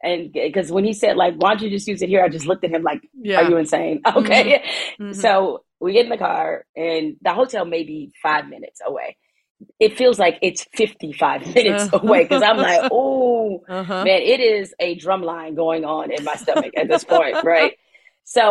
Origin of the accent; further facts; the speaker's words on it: Midwest, United States; I'm from the Midwest.